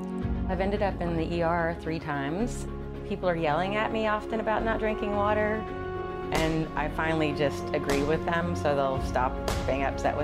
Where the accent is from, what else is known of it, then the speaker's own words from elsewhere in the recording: New York City, New York, United States; I'm from New York City